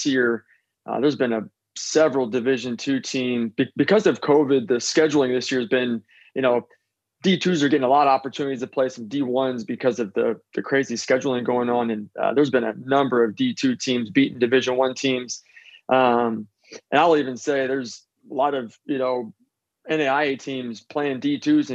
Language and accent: English; Seattle, Washington, United States; I grew up in Seattle